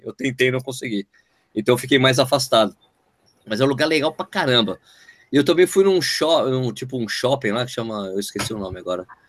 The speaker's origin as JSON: {"language": "Portuguese", "country": "Brazil", "said": "eu sou brasileiro."}